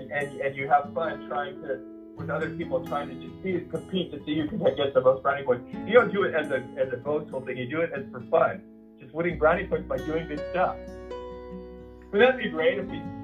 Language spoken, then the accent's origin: English; Huntington Beach, California, United States; I grew up in Huntington Beach